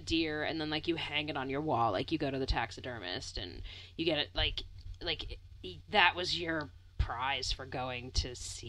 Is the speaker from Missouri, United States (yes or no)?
no; Maine, United States; Yeah, this is where I'm from. I'm from